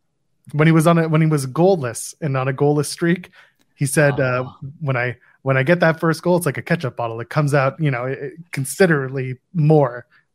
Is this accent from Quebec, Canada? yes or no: no; Ottawa, Ontario, Canada; I'm a Sens fan because I grew up in Ottawa.